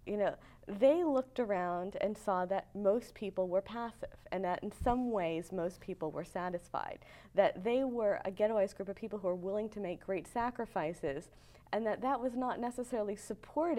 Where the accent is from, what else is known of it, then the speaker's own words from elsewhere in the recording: United States; I say this as an American